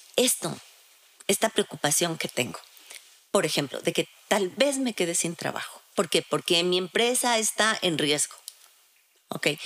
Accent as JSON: {"language": "Spanish", "town": "Quito", "region": "Pichincha", "country": "Ecuador", "said": "nosotros como sociedad, como sociedad ecuatoriana, como sociedad quiteña"}